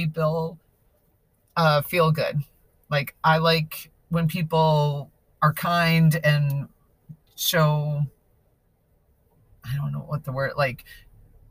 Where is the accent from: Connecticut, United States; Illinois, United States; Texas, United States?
Illinois, United States; Chicago; now in Rocklin, United States; I grew up in the northern suburbs of Chicago